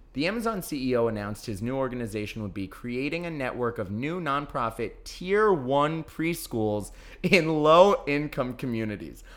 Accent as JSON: {"language": "English", "region": "New York", "country": "United States", "tie": "born or raised there", "said": "growing up in New York"}